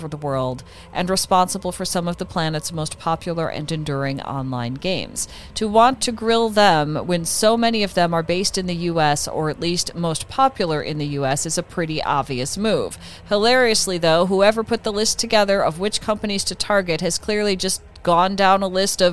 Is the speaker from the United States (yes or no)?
yes; Midwest, United States; now in California, United States; Sean and I grew up in the Midwest